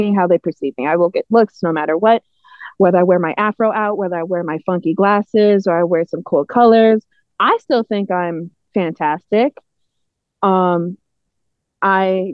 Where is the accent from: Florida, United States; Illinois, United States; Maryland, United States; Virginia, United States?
Illinois, United States; Naperville; I'm from Naperville